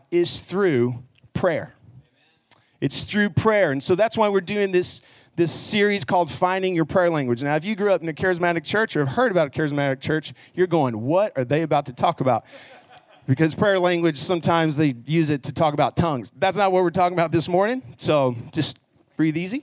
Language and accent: English; Garland, Texas, United States; also born or lived in Abilene, Texas; I grew up in Garland and went to Naaman Forest High School